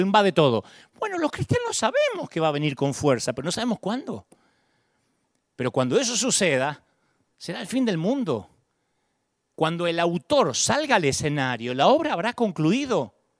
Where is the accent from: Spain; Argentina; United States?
Argentina; de chiquitito me inculcaron, vos sos argentino